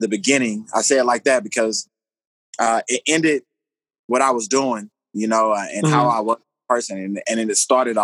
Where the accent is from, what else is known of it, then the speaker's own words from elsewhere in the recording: Dallas, Texas, United States; now in Colorado Springs, United States; I'm from Dallas, Texas, born and raised.